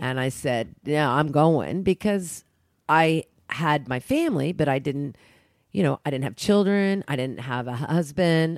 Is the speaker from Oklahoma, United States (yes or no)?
yes; Oklahoma, United States; I grew up in Oklahoma